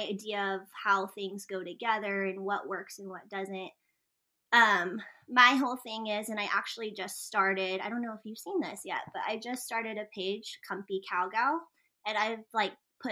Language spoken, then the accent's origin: English; New Mexico, United States; I'm from New Mexico